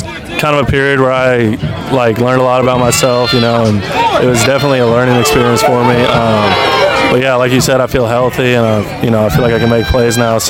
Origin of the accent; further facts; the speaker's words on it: Los Angeles, California, United States; being able to play in my hometown